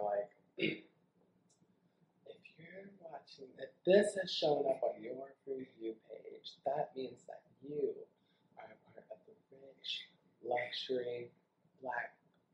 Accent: Chicago, Illinois, United States; moved away; I'm originally from Chicago

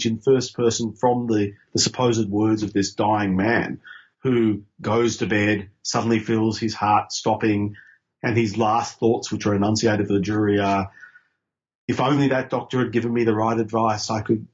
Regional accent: Queensland, Australia; I grew up in Queensland under Joe Bjelke-Petersen

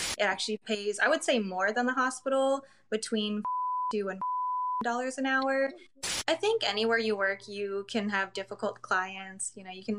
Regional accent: Albuquerque, New Mexico, United States; also born or lived in China; So I actually grew up in Albuquerque, New Mexico, and I was actually adopted from China, and my mom went to China to get me, and then she raised me in New Mexico.

